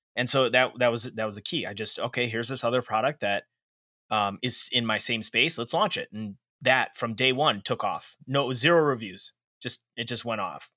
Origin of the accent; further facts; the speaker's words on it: Chicago, Illinois, United States; I was born and raised in Chicago, Illinois